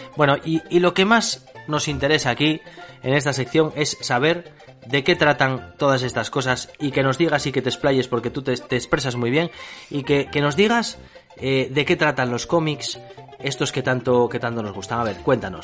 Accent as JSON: {"language": "Spanish", "country": "Spain", "said": "nosotros que somos españoles"}